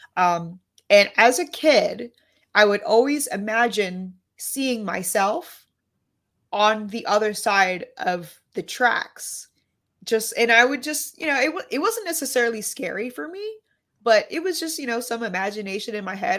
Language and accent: English; New York City, New York, United States; I grew up in Lower Manhattan